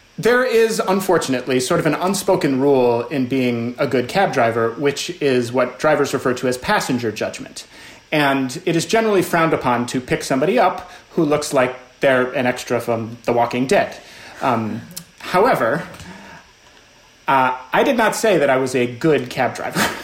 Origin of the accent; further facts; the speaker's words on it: Alexandria, Virginia, United States; moved away as an adult; my hometown of Alexandria, Virginia